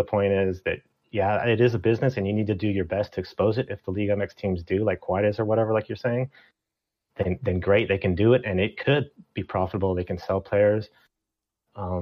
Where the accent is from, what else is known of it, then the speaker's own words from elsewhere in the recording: Mexico; I'm from Mexico